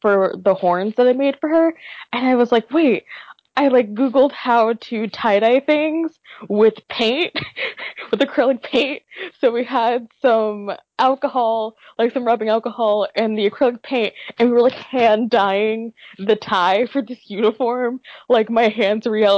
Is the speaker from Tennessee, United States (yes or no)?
yes; Nashville, Tennessee, United States; moved away as an adult; also born or lived in New Jersey; I will be a sophomore at Seton Hall University in New Jersey, but I hail from Nashville, Tennessee